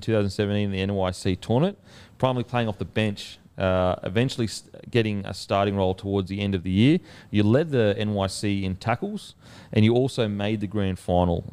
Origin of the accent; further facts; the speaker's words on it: Queensland, Australia; Queensland, it's, it's a little bit different now, but growing up, when I grew up, it wasn't multicultural really at all.